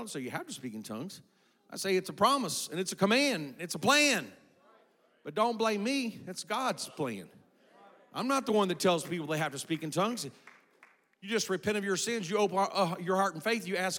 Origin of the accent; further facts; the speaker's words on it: South Korea; I was raised in Korea. My parents were missionaries.